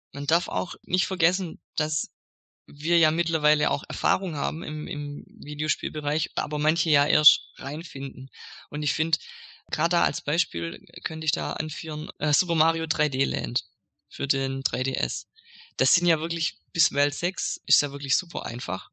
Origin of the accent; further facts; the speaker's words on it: Swabia, Germany; als Schwabe